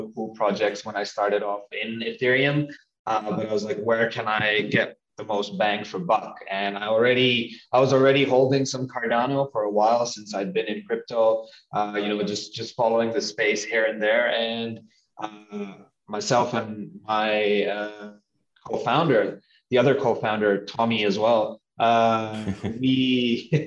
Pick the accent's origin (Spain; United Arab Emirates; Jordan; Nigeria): United Arab Emirates; Dubai; moved away; I grew up in Dubai